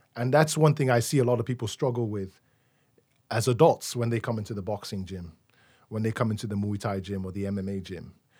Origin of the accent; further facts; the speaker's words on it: Nigeria; also born or lived in London, United Kingdom; now in Chicago, United States; growing up in Nigeria in the nineties